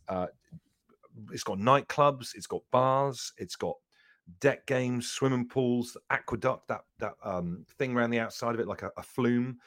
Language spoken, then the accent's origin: English; Devon, South West England, United Kingdom; I grew up in Devon